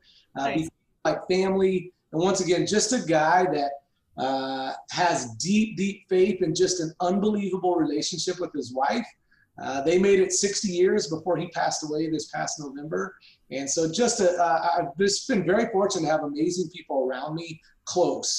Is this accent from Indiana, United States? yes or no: yes; Southern Indiana, United States; moved away as an adult; also born or lived in Arizona; now in Boise, United States; I grew up in Southern Indiana